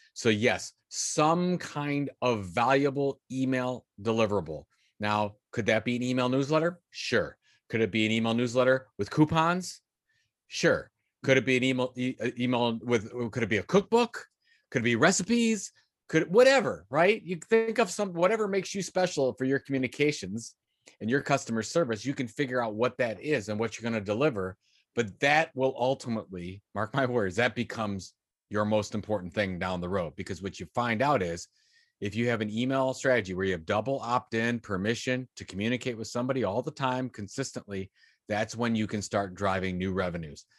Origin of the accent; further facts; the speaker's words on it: Sandusky, Ohio, United States; I grew up in Sandusky, Ohio, is, which is between Toledo and Cleveland, Ohio